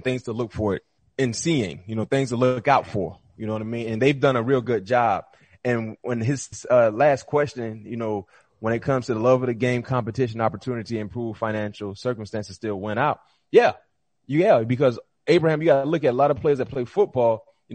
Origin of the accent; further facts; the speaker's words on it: Florida, United States; we're both from Florida